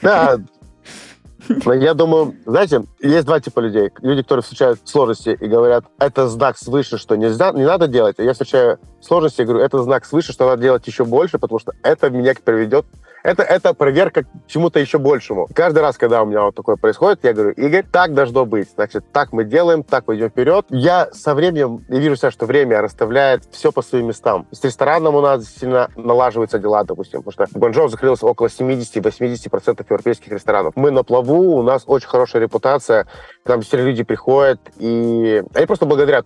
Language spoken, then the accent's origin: Russian; Moldova; moved away; also born or lived in China; я из Молдавии.